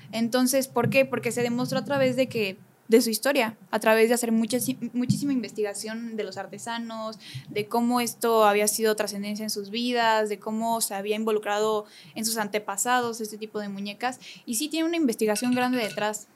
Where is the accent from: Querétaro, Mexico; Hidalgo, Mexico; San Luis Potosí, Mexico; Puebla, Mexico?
Querétaro, Mexico; Amealco; moved away as an adult; soy de Amialco